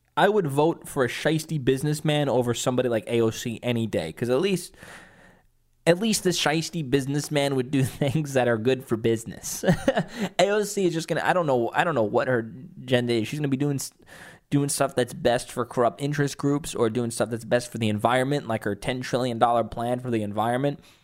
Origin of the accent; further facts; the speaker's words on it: New York, United States; I'm a New Yorker